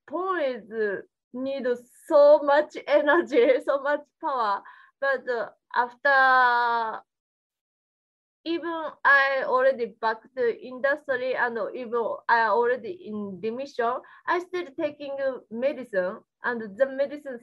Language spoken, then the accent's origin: English; Japan; English is a second language; moved away as an adult; now in United States; In my country, I grew up in Japan